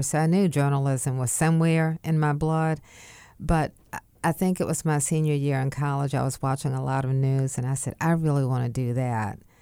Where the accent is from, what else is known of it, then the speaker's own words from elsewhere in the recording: Wilmington, North Carolina, United States; also born or lived in Raleigh; my hometown